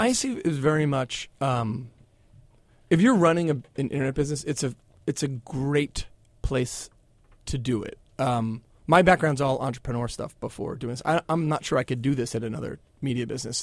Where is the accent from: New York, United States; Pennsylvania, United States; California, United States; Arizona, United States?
Pennsylvania, United States; Philadelphia; I grew up in Philadelphia